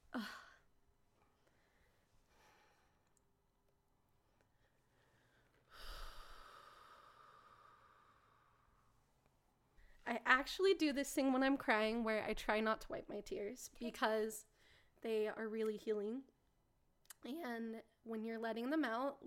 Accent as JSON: {"language": "English", "town": "Salt Lake City", "region": "Utah", "country": "United States", "said": "I'm from Salt Lake"}